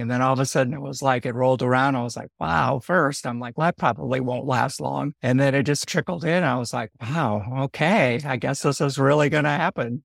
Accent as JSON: {"language": "English", "region": "Northwest Indiana", "country": "United States", "tie": "born or raised there", "also_born_or_lived": "San Francisco, California / Sonoma County, California", "moved": "yes", "lives_now": "Sebastopol, United States", "said": "Grew up in the Midwest. Yeah, a little bit on the outside of Chicago, Northwest Indiana"}